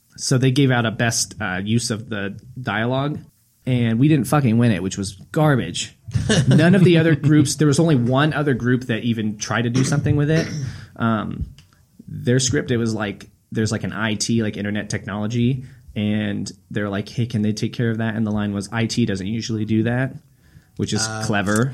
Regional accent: Lincoln, Nebraska, United States; I'm from Lincoln.

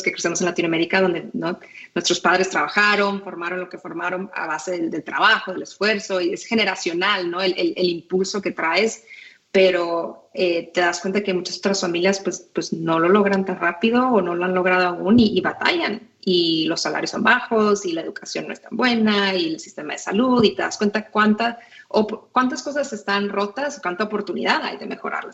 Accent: Tijuana, Baja California, Mexico; first language Spanish; moved away as an adult; also born or lived in San Diego / Monterrey; now in United States; yo crecí en Tijuana, nací en San Diego

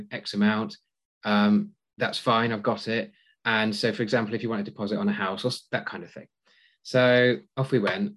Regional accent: Cornwall, South West England, United Kingdom; moved away; I'm from Cornwall originally, so I drive from Redruth to Portsmouth on a regular basis

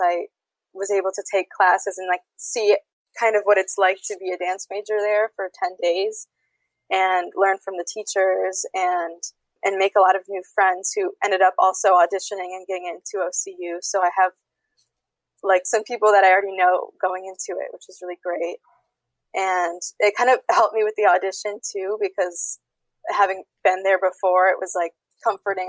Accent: suburb near Detroit, Michigan, United States; I'm from Michigan, suburb near Detroit

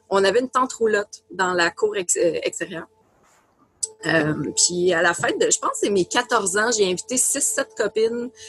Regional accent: Abitibi, Quebec, Canada; je viens de l'Abitibi

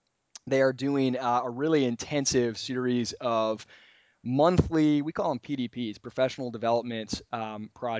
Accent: Michigan, United States; I'm being from Michigan

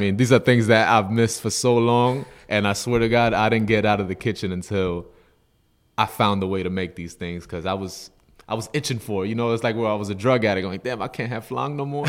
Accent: Yonkers, New York, United States; also born or lived in Bronx, New York; growing up in the States, Yonkers, New York

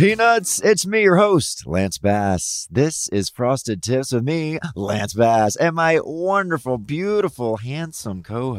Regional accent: the South, Mississippi, United States; moved away; growing up in the South

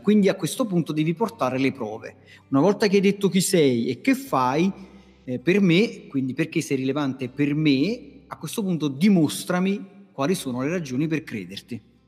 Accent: Naples, Campania, Italy; dalle mie parti a Napoli

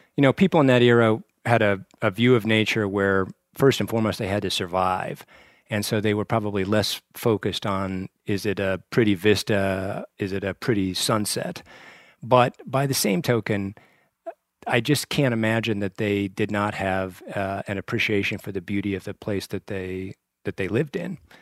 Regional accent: Torrington, Wyoming, United States; moved away as an adult; also born or lived in Lovell, Wyoming / Washington, D.C.; was born and raised in Port in Lovell, Wyoming, and, uh, went to junior high and high school in Torrington, Wyoming, in the southeastern corner of the state

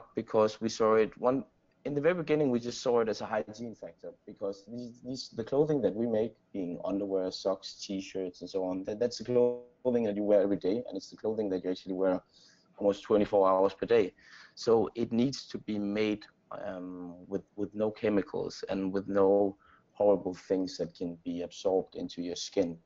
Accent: Aarhus, Central Denmark Region, Denmark; moved away as an adult; also born or lived in Copenhagen, Denmark; now in San Francisco, United States; I grew up in Denmark, and in this city called Aarhus.

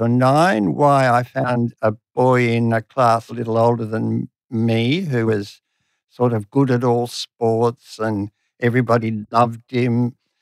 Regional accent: Sydney, New South Wales, Australia; also born or lived in Katoomba, New South Wales; left Katoomba and came to Sydney when I was seven

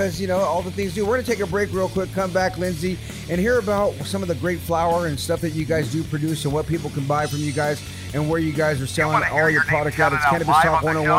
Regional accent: San Jose, California, United States; And me being from the Bay Area, I knew that. I was born and raised in San Jose.

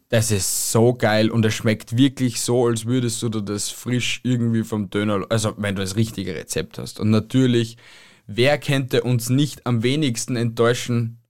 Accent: Austria; bei uns in Österreich

